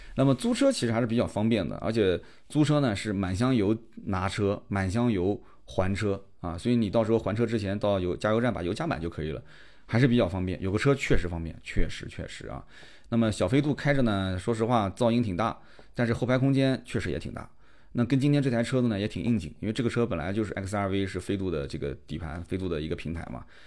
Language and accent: Chinese; Nanjing, Jiangsu, China; accent: Nanjing accent; also born or lived in Shanghai; 肯定我是带了一些南京的这个方言的腔调在里面。这个确实改不掉，因为我就生活在南京，基本上现在我也不怎么在外地生活了